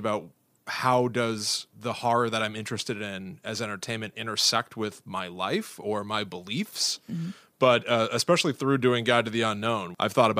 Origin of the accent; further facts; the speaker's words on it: New Jersey, United States; I am also from New Jersey